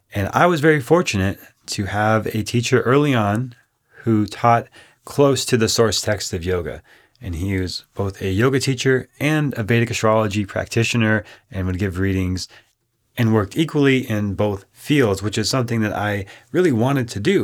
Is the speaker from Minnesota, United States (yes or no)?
yes; Minnesota, United States; growing up in Minnesota